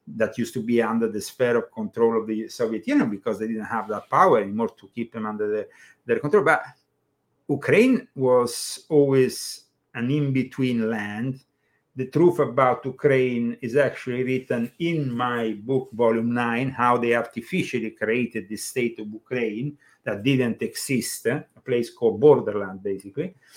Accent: Italy; English is a second language; moved away as an adult; now in United States; I come from Italy

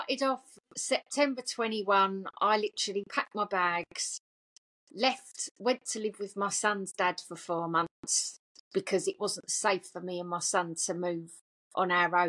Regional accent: Essex, East of England, United Kingdom; I'm obviously from Essex, as you can hear in the voice.

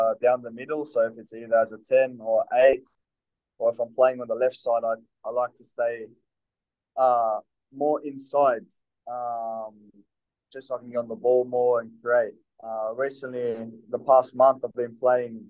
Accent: Melbourne, Victoria, Australia; moved away as an adult; also born or lived in Italy; now in Newcastle, Australia; I'm from Melbourne, and every time I go there, my family's there

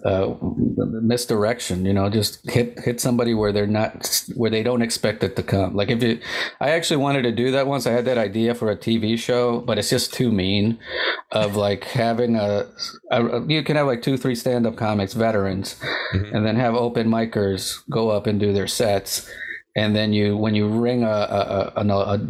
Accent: United States; I'm Colombian too. I was born in the States, but my family, both my parents are Colombian

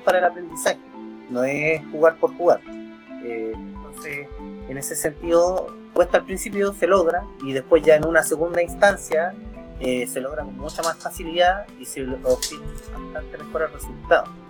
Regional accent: Santiago, Santiago Metropolitan Region, Chile; Yo soy de Santiago

